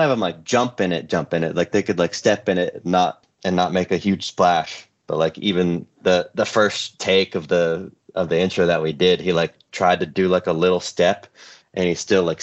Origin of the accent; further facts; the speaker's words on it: Concord, California, United States; also born or lived in Sacramento; now in Los Angeles, United States; I grew up right outside of San Francisco in a little town called Concord